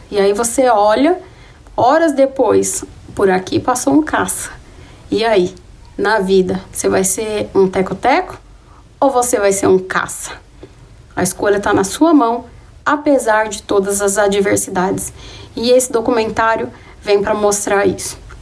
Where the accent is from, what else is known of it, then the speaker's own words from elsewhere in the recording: Taboão da Serra, São Paulo, Brazil; moved away as an adult; a minha vida aqui na periferia, foi onde eu cresci